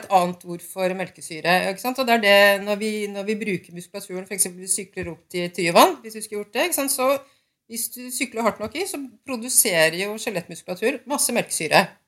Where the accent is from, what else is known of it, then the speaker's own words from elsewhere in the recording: Lillehammer, Innlandet, Norway; Jeg kommer fra Lillehammer